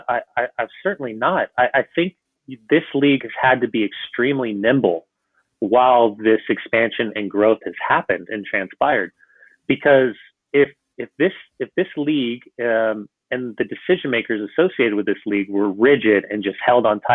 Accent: United States; growing up in the United States

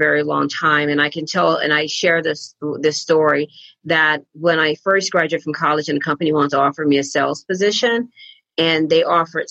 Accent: Galveston, Texas, United States; I grew up in Galveston, Texas, about 40 miles outside of Houston

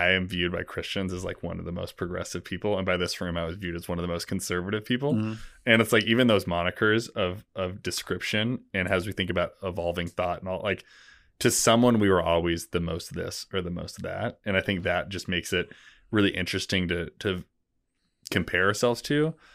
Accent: West Coast, United States; I grew up on the West Coast, like I just never, I was like, it was … or die.

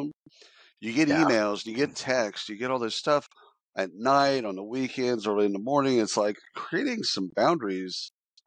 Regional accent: Dallas, Texas, United States; growing up in Dallas

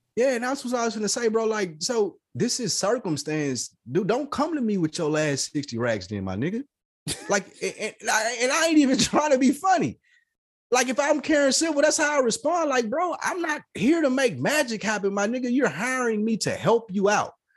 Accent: the South, United States; I'm from the South

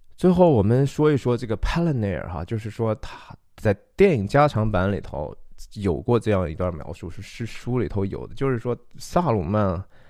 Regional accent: China; 我们中国人

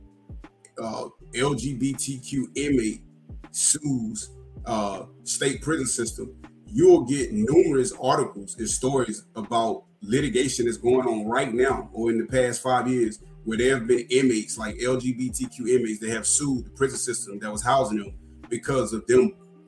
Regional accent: North Carolina, United States; here in my home state, North Carolina

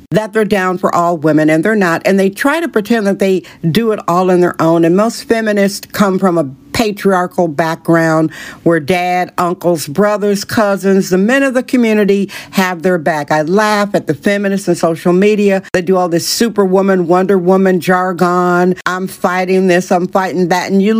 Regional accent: Wisconsin, United States; moved away; I'm from Wisconsin

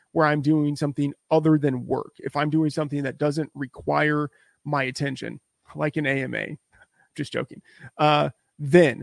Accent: Texas, United States; I grew up in Texas

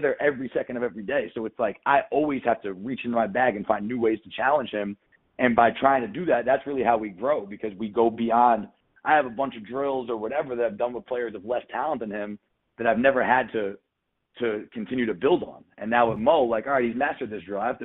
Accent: New York City, New York, United States; I was born in New York City

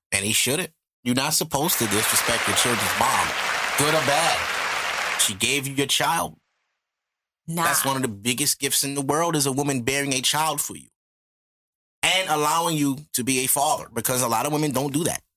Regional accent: United States; I'm American

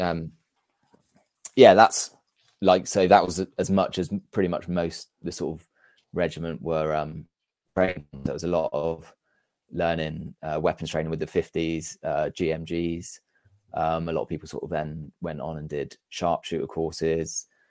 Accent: Amesbury, South West England, United Kingdom; also born or lived in Wegberg, Germany; we grew up in a small town called Amesbury

